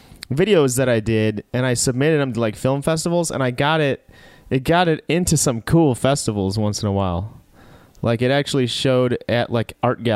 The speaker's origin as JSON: {"language": "English", "town": "Chicago", "region": "Illinois", "country": "United States", "moved": "yes", "said": "I was from Chicago"}